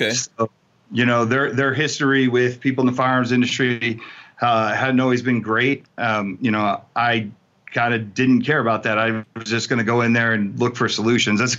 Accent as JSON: {"language": "English", "region": "New Jersey", "country": "United States", "tie": "born or raised there", "also_born_or_lived": "California", "said": "I grew up in New Jersey and I grew up in in California."}